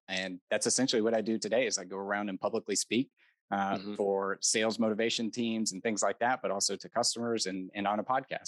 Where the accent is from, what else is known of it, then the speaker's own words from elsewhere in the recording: United States; I was born in America